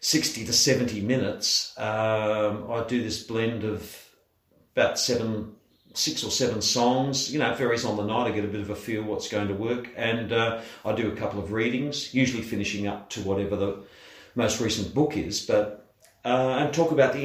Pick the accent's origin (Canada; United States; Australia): Australia; Perth, Western Australia; I was born and raised around Fremantle and Bicton, which is, for those who don't know Perth, it's a southern suburb right on the river, Bicton.